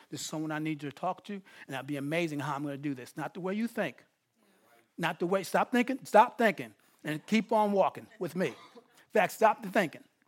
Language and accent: English; New York, United States; I'm not from L A, I'm from New York